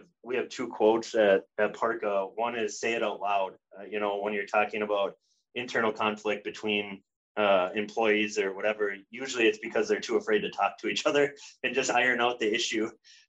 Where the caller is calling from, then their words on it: Minneapolis, Minnesota, United States; Calling in from sunny Minneapolis, Minnesota.